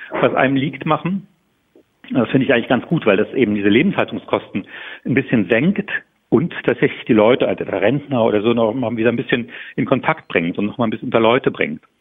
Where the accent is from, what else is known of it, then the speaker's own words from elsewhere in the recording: Saarland, Germany; sagen wir im Sauerland oder wo ich herkomme, im Saarland, groß auf Berlin zu warten